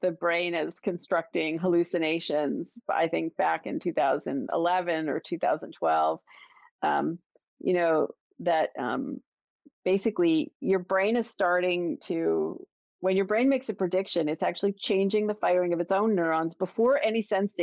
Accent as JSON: {"language": "English", "town": "Toronto", "region": "Ontario", "country": "Canada", "moved": "yes", "lives_now": "Boston, United States", "said": "I'm from Toronto, Maple Leafs"}